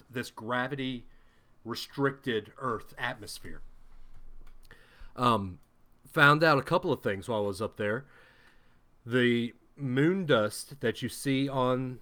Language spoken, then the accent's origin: English; Huntsville, Alabama, United States; Growing up in Huntsville